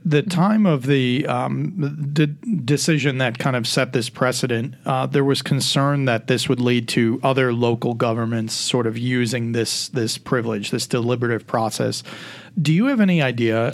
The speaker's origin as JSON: {"language": "English", "region": "Illinois", "country": "United States", "tie": "born or raised there", "moved": "yes", "lives_now": "Tennessee, United States", "said": "my home state of Illinois"}